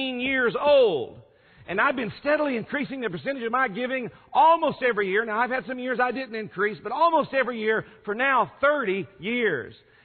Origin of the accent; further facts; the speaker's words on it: San Francisco Bay Area, California, United States; I'm from California in the San Francisco Bay Area